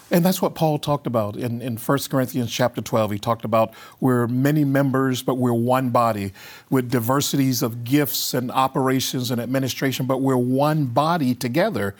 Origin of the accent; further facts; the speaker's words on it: the Jim Crow South, United States; I grew up in the Jim Crow South